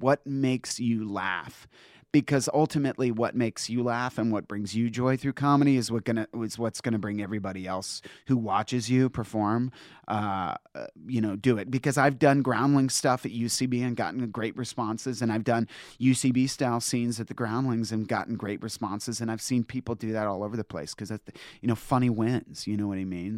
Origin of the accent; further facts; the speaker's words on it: Northern Virginia, United States; moved away; I'm from Northern Virginia